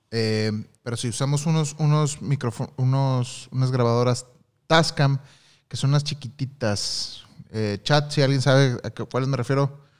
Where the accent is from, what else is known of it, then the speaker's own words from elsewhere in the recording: Tabasco, Mexico; son trabajillos que he estado haciendo este que van saliendo acá en mi pueblo. Saludos desde Tabasco.